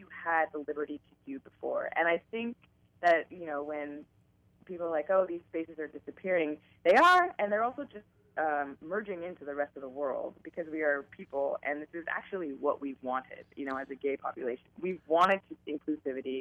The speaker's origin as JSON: {"language": "English", "town": "San Francisco", "region": "California", "country": "United States", "tie": "born or raised there", "said": "I am from San Francisco. I've lived here my whole life"}